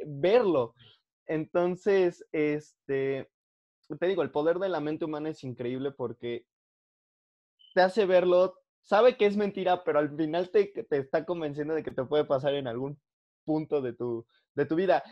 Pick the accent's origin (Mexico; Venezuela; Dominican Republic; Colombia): Mexico; como el mexicano siempre ha estado rodeado de muerte, del lado bueno y del lado malo, o sea, del lado bueno en el sentido del Día de Muertos y de celebraciones y que los espíritus y cositas así, y del lado malo, que es como narcotráfico, asaltos, o sea, que es tan normal para nosotros